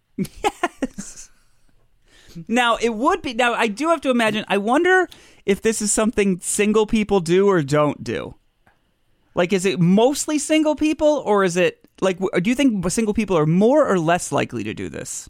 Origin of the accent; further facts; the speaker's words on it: United States; I'm American